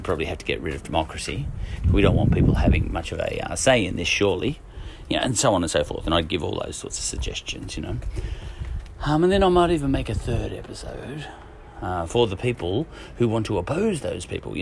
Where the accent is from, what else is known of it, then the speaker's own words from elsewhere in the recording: Ireland; as an Irishman